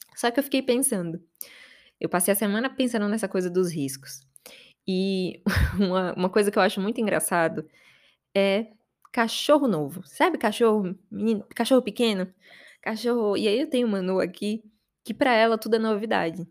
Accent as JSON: {"language": "Portuguese", "town": "Aracaju", "region": "Sergipe", "country": "Brazil", "tie": "born or raised there", "moved": "as an adult", "lives_now": "São Paulo, Brazil", "said": "Eu tô aqui em São Paulo e não odiava morar em Aracaju"}